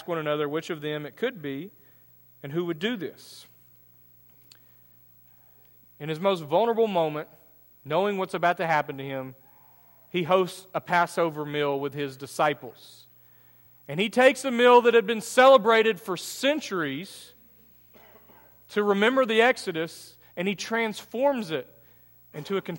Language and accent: English; United States; as an American